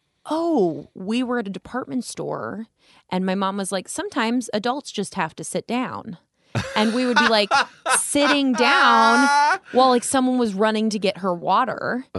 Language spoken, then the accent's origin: English; Las Vegas, Nevada, United States; I'm from Las Vegas, born and raised.